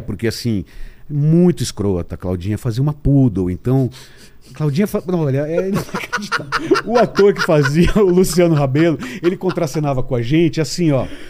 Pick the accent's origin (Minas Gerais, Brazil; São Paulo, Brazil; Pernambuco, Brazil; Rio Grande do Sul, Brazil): São Paulo, Brazil; nasci em São Paulo